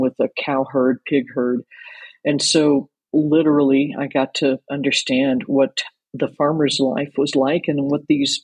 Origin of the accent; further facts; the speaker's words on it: Anchorage, Kentucky, United States; I grew up in a little town called Anchorage, Kentucky, which is not too far out of Louisville